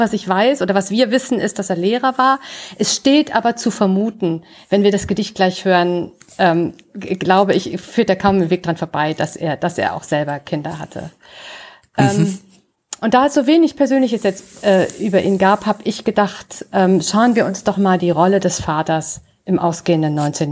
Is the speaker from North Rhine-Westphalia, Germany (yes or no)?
yes; near Velbert, North Rhine-Westphalia, Germany; in Felbert im Rheinland, äh, auch nur ein Steinwurf sozusagen von meinem Geburtsort entfernt